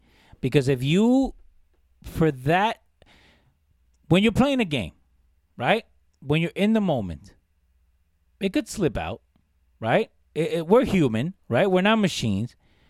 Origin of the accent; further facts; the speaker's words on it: Jersey City, New Jersey, United States; I grew up in Jersey City